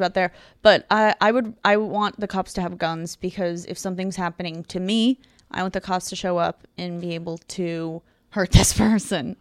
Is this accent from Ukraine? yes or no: yes; Ukraine; moved away; also born or lived in Tucson, Arizona, United States; I'm originally from Ukraine. I grew up there and then I moved to Arizona